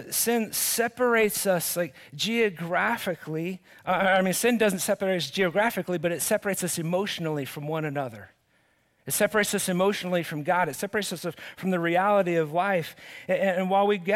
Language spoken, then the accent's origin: English; Cottonwood, United States; I grew up here in Cottonwood